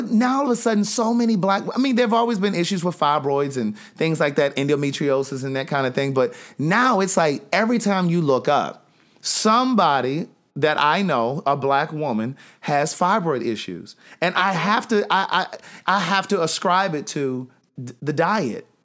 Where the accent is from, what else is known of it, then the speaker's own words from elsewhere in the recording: Maryland, United States; I'm from Maryland